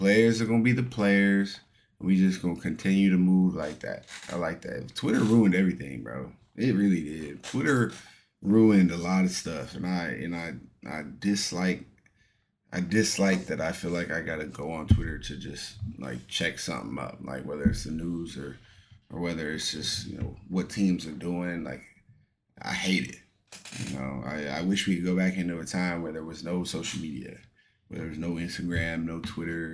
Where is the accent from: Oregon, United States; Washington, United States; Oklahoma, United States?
Oregon, United States; Astoria; moved away; my home state of Oregon